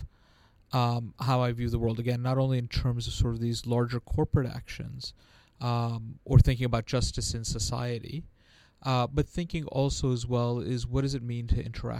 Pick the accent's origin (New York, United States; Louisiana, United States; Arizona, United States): New York, United States; So I grew up in New York, in perhaps the time where most people recognize it for the Fort Apache, the Bronx, and the Warriors